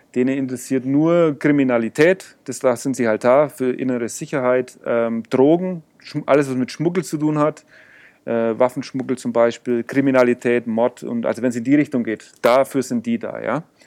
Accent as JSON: {"language": "German", "country": "Germany", "said": "ja, yo soy Aleman, Alemau. Äh, und also ich bin Deutscher"}